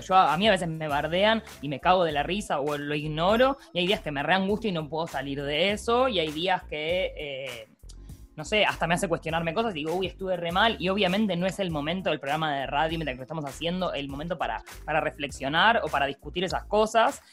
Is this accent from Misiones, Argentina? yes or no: no; Buenos Aires, Argentina; soy porteña